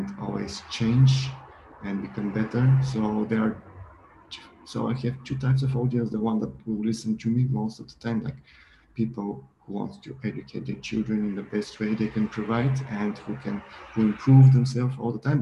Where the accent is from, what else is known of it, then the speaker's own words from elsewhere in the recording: Bulgaria; I'm from Bulgaria, and I've grown up in a different background in Bulgaria